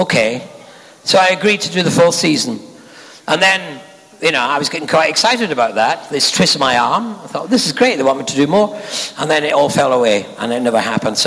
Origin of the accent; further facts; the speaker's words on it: Scotland, United Kingdom; I'm a Scotsman